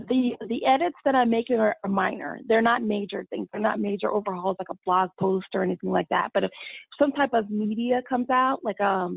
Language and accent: English; Austin, Texas, United States; also born or lived in Dallas, Texas; being here in all my hometown of, you know, the Austin Metroplex